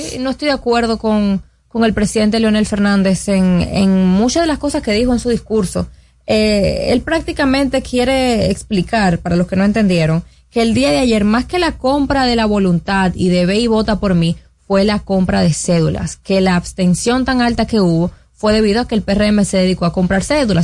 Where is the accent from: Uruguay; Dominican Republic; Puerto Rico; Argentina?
Dominican Republic